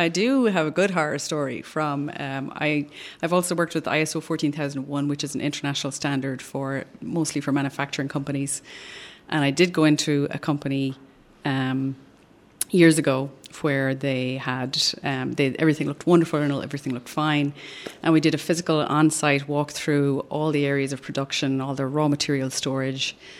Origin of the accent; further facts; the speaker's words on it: Ireland; moved away as an adult; now in Austin, United States; I'm originally from Ireland, which you can probably tell from the accent.